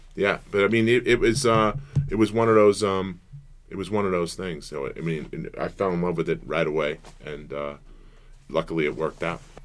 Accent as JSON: {"language": "English", "town": "Brentwood", "region": "New York", "country": "United States", "tie": "born or raised there", "said": "where I came from uh, in Brentwood, it was a very big uh, athletic community"}